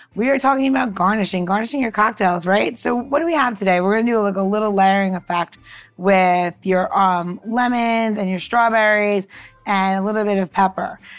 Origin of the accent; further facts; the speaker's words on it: New York, United States; now in Washington, D.C., United States; I'm from New York originally